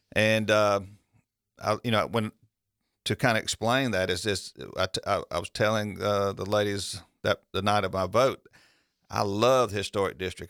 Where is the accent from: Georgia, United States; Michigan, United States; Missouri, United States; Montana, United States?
Georgia, United States; Milledgeville; I grew up here in Millersville